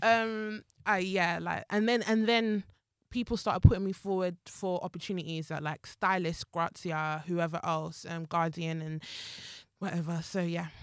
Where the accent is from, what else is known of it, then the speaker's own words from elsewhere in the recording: Zimbabwe; moved away; also born or lived in Jamaica; my family is Jamaican, but I was raised in Zimbabwe and I came here as, like, an immigrant